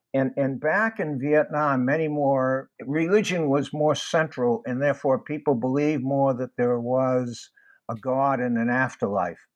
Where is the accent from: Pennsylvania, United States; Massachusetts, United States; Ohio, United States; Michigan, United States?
Massachusetts, United States; Boston; I was born in Boston when World War II was going on